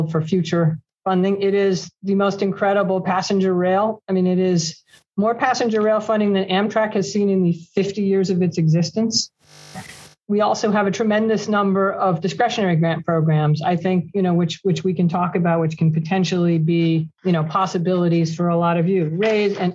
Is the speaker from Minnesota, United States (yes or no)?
no; Pelham, New York, United States; I grew up in Pelham, New York